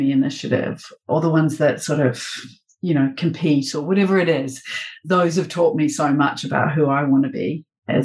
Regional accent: New Zealand; moved away as an adult; also born or lived in London, United Kingdom; now in Melbourne, Australia; a Kiwi working in New Zealand and then in London for 8 years

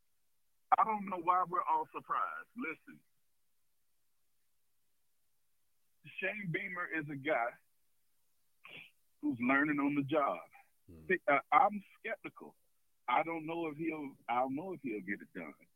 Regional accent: South Carolina, United States; moved away; living in South Carolina, growing up in South Carolina

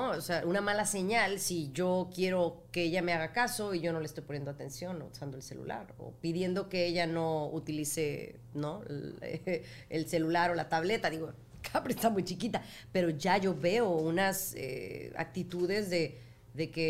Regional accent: Mexico; moved away; yo soy mexicana.

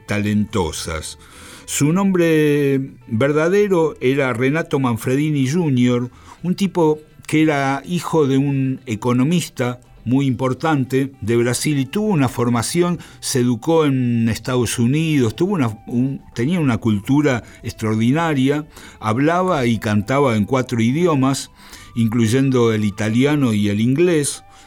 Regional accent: Argentina

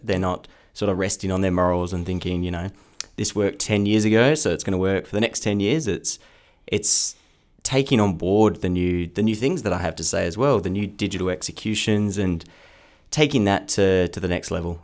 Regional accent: Perth, Western Australia, Australia; also born or lived in Kenwick / Bassendean; I grew up in Belladurra to start

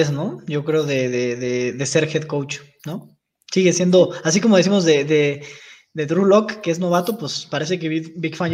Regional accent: Spain; somos españoles, somos españoles todos.

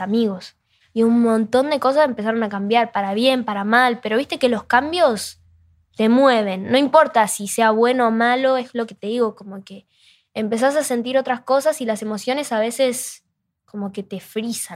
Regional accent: Rosario, Santa Fe, Argentina; yo soy de Rosario

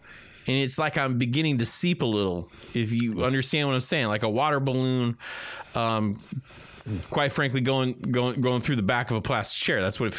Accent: Boca Raton, Florida, United States; I'm from Boca. Yeah, I'm from Boca.

